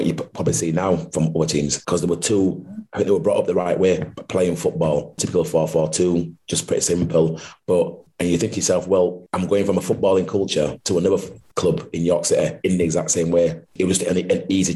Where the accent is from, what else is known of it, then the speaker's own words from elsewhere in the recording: Huddersfield, Yorkshire and the Humber, United Kingdom; being a local person playing for my hometown club to wear the blue and white shirt